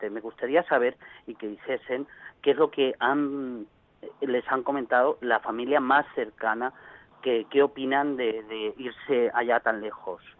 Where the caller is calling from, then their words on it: Alcàsser, Valencian Community, Spain; Llamo desde Alcácer.